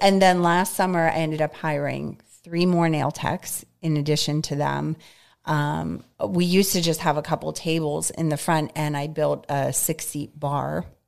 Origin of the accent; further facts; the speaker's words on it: North Hills, Pennsylvania, United States; moved away as an adult; now in Greensburg, United States; I grew up in North Hills.